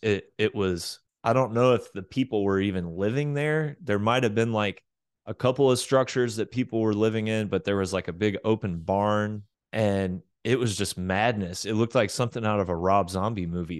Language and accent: English; Oklahoma, United States; moved away as an adult; also born or lived in Florida / Arkansas; now in Texas, United States; I was born in Florida and did all of my grade school through high school stuff in Oklahoma